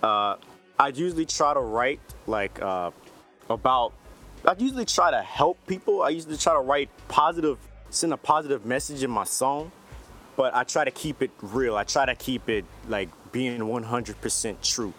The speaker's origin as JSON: {"language": "English", "town": "Houston", "region": "Texas", "country": "United States", "said": "I'm an artist from Houston, Texas"}